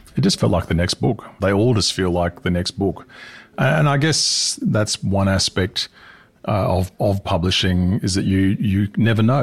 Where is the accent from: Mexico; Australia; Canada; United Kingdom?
Australia; my home country too, because I'm Australian